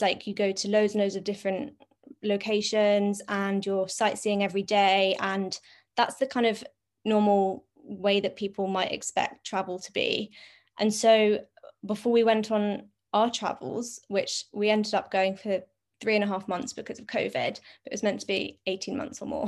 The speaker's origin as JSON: {"language": "English", "region": "London", "country": "United Kingdom", "said": "I'm twenty-six and I'm from London."}